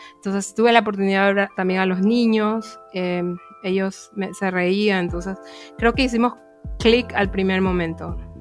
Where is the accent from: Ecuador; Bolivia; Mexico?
Ecuador; Guayaquil, Guayas; moved away as an adult; now in Offenbach, Germany; vengo originariamente de la ciudad de Guayaquil